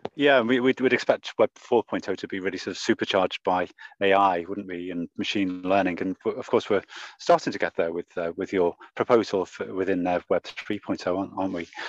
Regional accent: Liverpool, North West England, United Kingdom; I'm from Liverpool

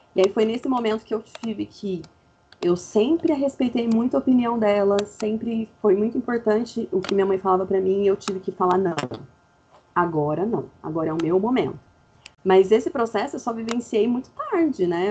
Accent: Fernandópolis, São Paulo, Brazil; moved away as an adult; also born or lived in Campinas; now in Brasília, Brazil; eu sou de Fernandópolis, interior do interior do interior de São Paulo, mas hoje eu moro em Brasília

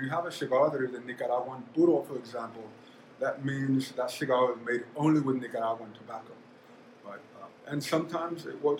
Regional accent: El Paso, Texas, United States; born and raised in El Paso, Texas. I haven't been banished yet, so I'm still here.

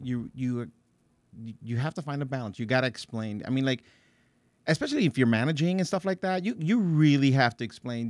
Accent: Paterson, New Jersey, United States; I grew up in Patterson

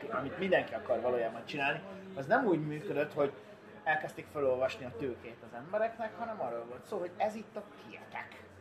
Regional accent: Budapest, Hungary; én meg Pestről jövök.

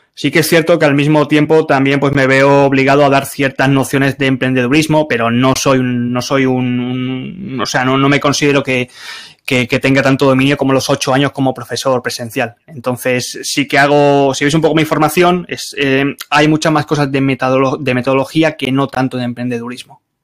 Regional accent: Barcelona, Catalonia, Spain; moved away as an adult; soy de Barcelona

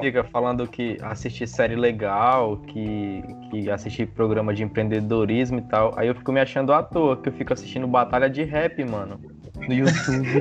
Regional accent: Tucuruí, Pará, Brazil; eu sou de Tucuruí, Pará

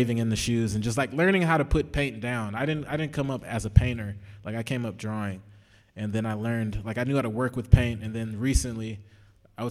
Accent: Texas, United States; moved away as an adult; now in Los Angeles, United States; I'm just like from Texas

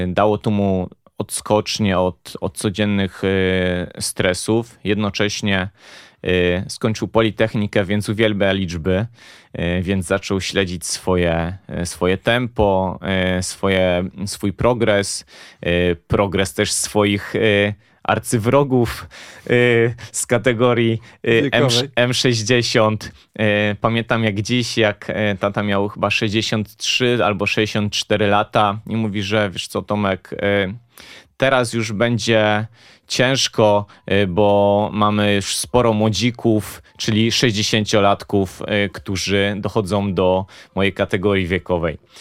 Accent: Poznań, Greater Poland, Poland; w końcu jesteśmy z Poznania

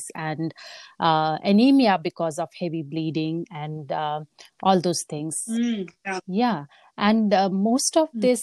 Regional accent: India; moved away as an adult; also born or lived in Papua New Guinea; now in United States; I was born and brought up in India. And that's where I went to school

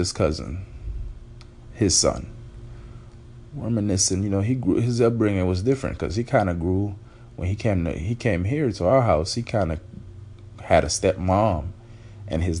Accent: Miami, Florida, United States; also born or lived in Haiti; I grew up here in Miami. I was raised by my aunt and my uncle.

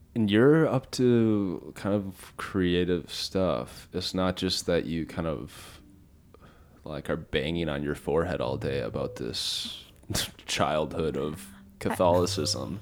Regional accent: Minnesota, United States; now in Texas, United States; I'm from Minnesota. I live down here in Texas.

